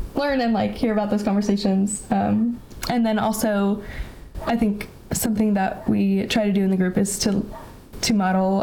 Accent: Bay Area, California, United States; moved away as an adult; also born or lived in Tacoma, Washington; I grew up in the Bay Area in California

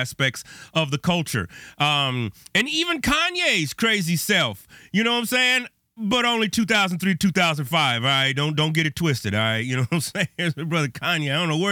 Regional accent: Bay Area, California, United States; now in Chicago, United States; I grew up on the West Coast. I'm in Chicago now, but I grew up in the Bay Area

